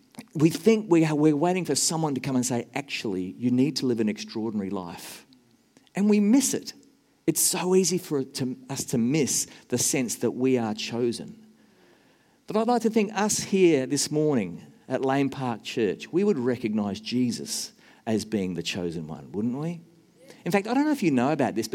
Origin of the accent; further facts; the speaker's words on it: Australia; moved away as an adult; also born or lived in Nashville, Tennessee, United States; now in New Zealand; I'm an Australian and an American who wants to be a New Zealander